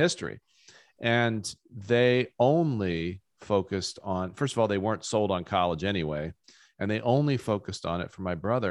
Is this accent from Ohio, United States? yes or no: yes; rural Ohio, United States; rural, rural Ohio where I grew up